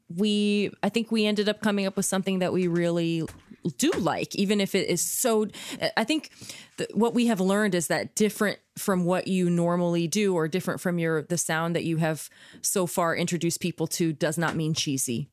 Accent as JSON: {"language": "English", "region": "Kansas", "country": "United States", "tie": "born or raised there", "said": "I grew up in Kansas"}